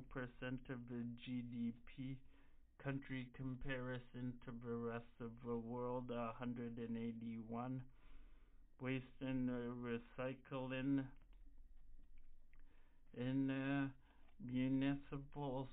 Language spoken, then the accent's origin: English; Canada; I am Canadian